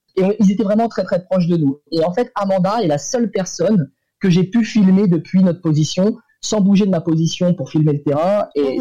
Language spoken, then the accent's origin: French; France; en tant que Français